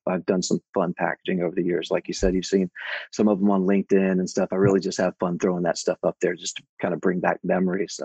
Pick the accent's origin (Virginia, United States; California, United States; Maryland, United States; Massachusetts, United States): Virginia, United States; outside Charlottesville; I was born and raised in Virginia in the mountains outside of Charlottesville